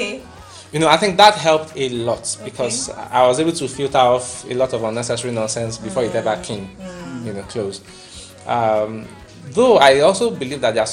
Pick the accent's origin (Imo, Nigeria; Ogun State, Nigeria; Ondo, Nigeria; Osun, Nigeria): Ogun State, Nigeria; I'm from Ogun State